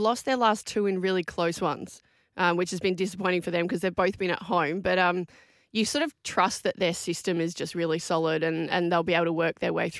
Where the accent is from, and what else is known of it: Adelaide, South Australia, Australia; born or raised there